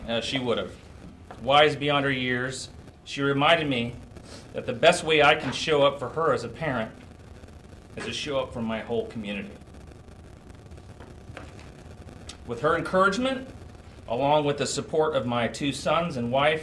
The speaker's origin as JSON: {"language": "English", "town": "Indianapolis", "region": "Indiana", "country": "United States", "tie": "born or raised there", "said": "I grew up in West Indy"}